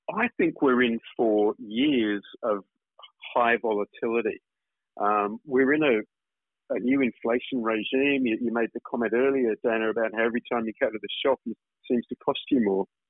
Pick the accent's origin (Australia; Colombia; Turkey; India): Australia; accent: Australian; moved away as an adult; now in Singapore; I've obviously spent time in Australia